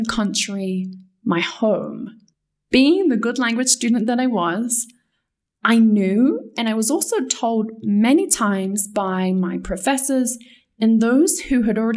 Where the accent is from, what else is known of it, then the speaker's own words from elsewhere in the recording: England, United Kingdom; first language English; moved away as an adult; also born or lived in Spain / Mexico; I was from England